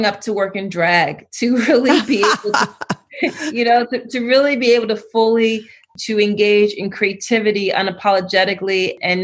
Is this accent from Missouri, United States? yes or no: no; Philadelphia, Pennsylvania, United States; I grew up in Philly.